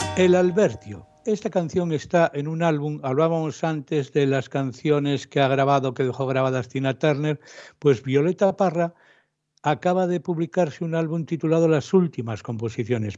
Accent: Asturias, Spain

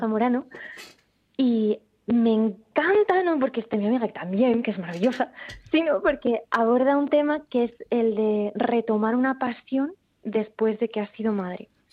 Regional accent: Rivas-Vaciamadrid, Community of Madrid, Spain; moved away as an adult; now in Oviedo, Spain; yo de Rivas, de Madrid

